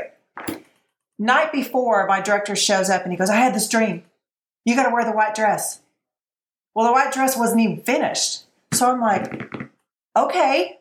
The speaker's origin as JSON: {"language": "English", "region": "Texas", "country": "United States", "said": "I'm from Texas and I sell cows and real estate."}